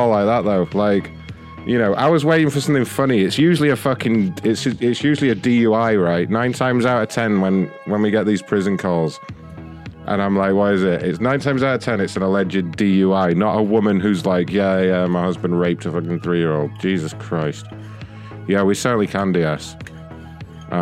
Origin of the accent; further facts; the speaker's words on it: United Kingdom; I'm British